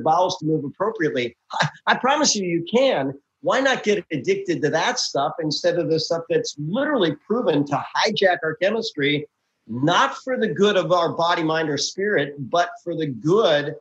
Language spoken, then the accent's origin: English; Milwaukee, Wisconsin, United States; now in Houston, United States; I'm originally from the Midwest, right? Born and raised in Milwaukee, Wisconsin. Didn't like the cold, so I moved south